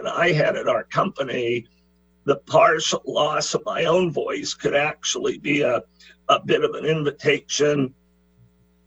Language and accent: English; Maine, United States; Well, I'm from the state of Maine. I was born here in Maine on the other side of the country from you